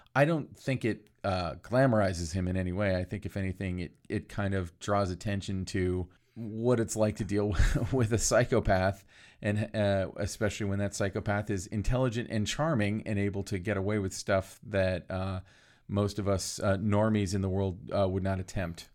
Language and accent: English; Florida, United States; I grew up in Florida